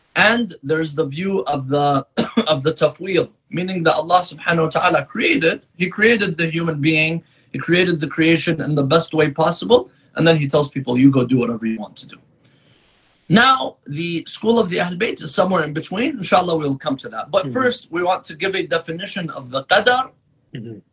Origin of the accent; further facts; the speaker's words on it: San Diego, California, United States; also born or lived in Qom, Iran; now in Michigan, United States; I grew up in San Diego, California